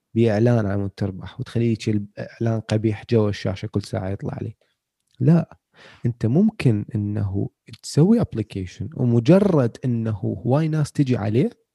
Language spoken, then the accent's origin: Arabic; Iraq; احنا عندنا بالعراق